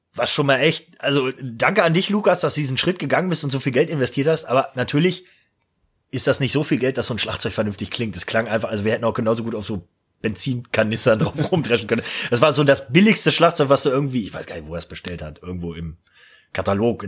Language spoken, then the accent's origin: German; Eifel, Germany; ich bin auf eine neue Schule gekommen nach der Realschule und da äh, bei uns in Eifeld